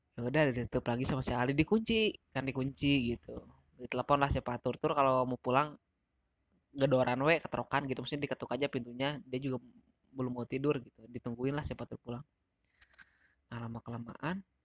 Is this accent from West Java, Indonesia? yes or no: yes; Sagaranten, Curugembar, West Java, Indonesia; dari tempat gua tuh, dari tempat gua, dari Sagaranten, jai, dari Curugembar ke Sukabumi tuh kisaran dua jam lebihan